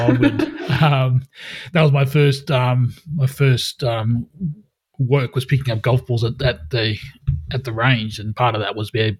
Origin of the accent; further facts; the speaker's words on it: Australia; Country girl, same as me. I'm from up that way as well.